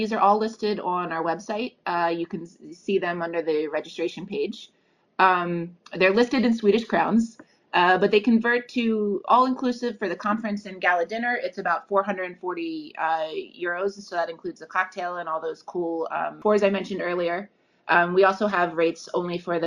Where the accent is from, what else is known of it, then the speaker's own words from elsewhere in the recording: United States; I'm an American lawyer, and I come with my American biases and ways of studying law